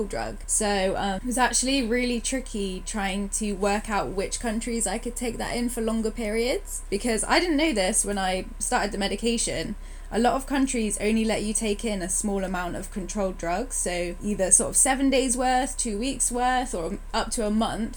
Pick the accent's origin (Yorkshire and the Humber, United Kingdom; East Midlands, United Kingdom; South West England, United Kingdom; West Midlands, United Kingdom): South West England, United Kingdom; Bristol; moved away as an adult; also born or lived in Manchester; now in London, United Kingdom; I'm from Bristol, but living in London at the moment.